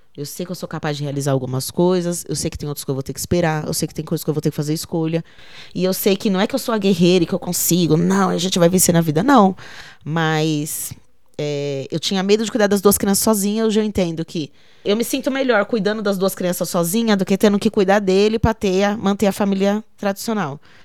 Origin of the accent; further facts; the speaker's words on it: Jardim Teuvina / Parque Guaianases, São Paulo, Brazil; Eu nasci no Jardim Teuvina que era o nome daqui antes, né? Aí depois se tornou Parque Guaianazes. E moro aqui desde que eu nasci